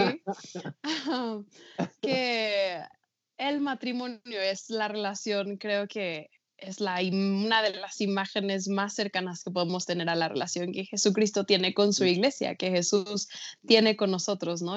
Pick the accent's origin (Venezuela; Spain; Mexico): Mexico; pero yo nací y crecí en México, toda mi vida he vivido aquí